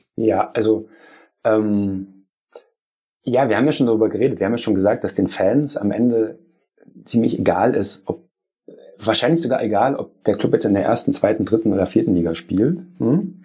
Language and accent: German; Germany; bei uns in Deutschland